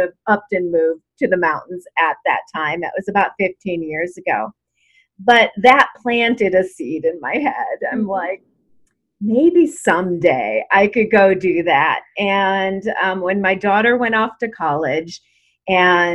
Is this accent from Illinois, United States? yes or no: yes; Chicago, Illinois, United States; moved away as an adult; also born or lived in Los Angeles, United States; now in Yosemite area, California, United States; I grew up in Chicago. I moved to LA and lived in LA for 22 years.